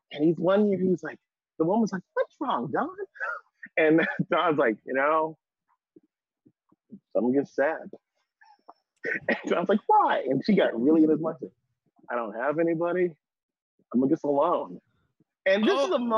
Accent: San Francisco, California, United States; man, I'm from San Francisco. I'm from San Francisco.

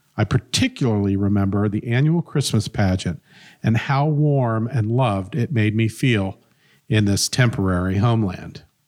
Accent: Centerville, Ohio, United States; also born or lived in Bellbrook, Ohio / Cincinnati, Ohio; now in Springboro, United States; I grew up in Centerville. Uh, was born in Bellbrook, lived there till I was about three, moved to Centerville

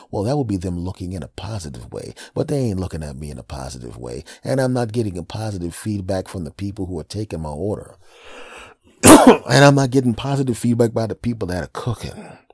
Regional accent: Pennsylvania, United States; moved away as an adult; also born or lived in Los Angeles, California; my home state is Pennsylvania

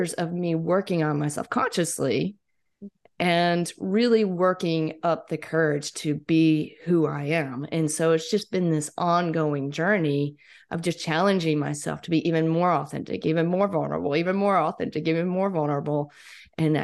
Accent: Mississippi, United States; moved away as an adult; I was gone from Mississippi for 6 or 7 years

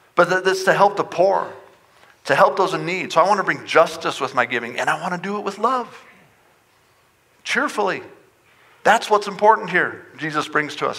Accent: Front Range, Colorado, United States; moved away as an adult; now in Montrose, United States; I grew up on the Front Range

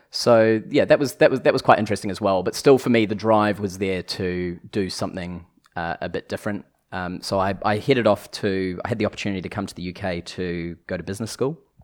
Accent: New Zealand; accent: New Zealand; moved away

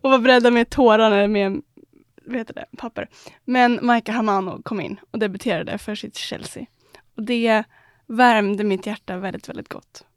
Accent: Sweden; som svensk

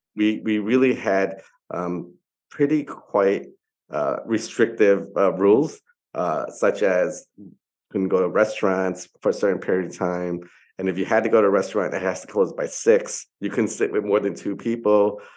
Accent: New York, United States; now in Hong Kong; I'm originally from New York

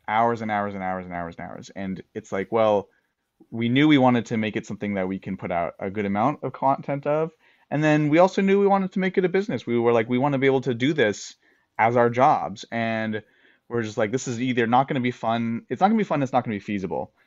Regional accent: United States; as an American

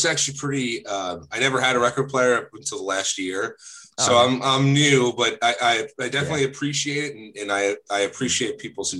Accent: New Jersey, United States; And so I'm from South Jersey originally

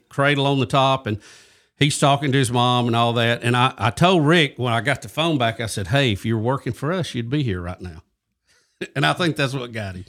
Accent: Jacksonville, Alabama, United States; accent: Southern; I'm originally from Jacksonville, Alabama, and uh, grew up there.

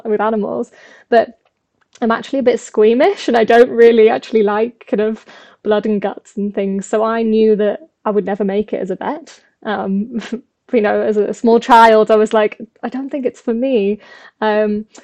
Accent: the Midlands, England, United Kingdom; I grew up in the Midlands in England

